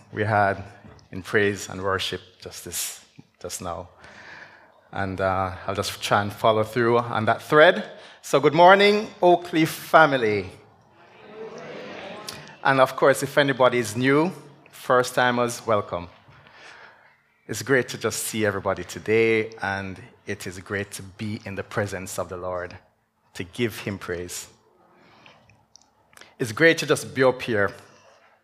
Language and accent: English; Jamaica; moved away as an adult; I'm from Jamaica. I actually grew up in Jamaica, and I came here, went back down